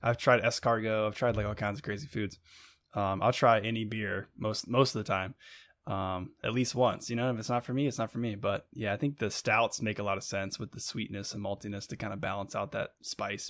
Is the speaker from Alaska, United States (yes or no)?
no; Buena Vista, Virginia, United States; I'm from Buena Vista